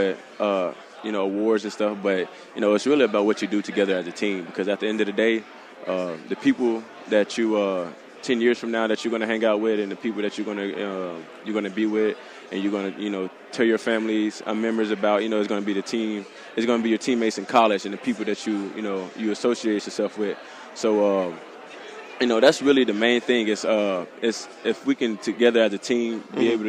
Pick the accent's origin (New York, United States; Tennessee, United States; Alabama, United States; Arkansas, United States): Arkansas, United States; Conway; also born or lived in Fayetteville, Arkansas; I'm originally from Conway, Arkansas